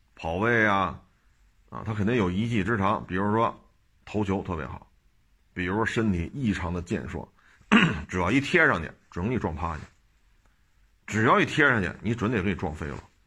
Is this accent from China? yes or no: yes; Beijing, China; 我生在这儿，长在这儿啊